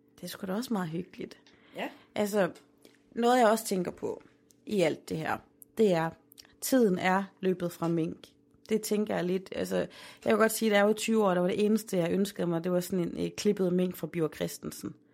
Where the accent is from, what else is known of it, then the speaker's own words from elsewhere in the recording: Aarhus, Central Denmark Region, Denmark; Holme, hvor jeg er opvokset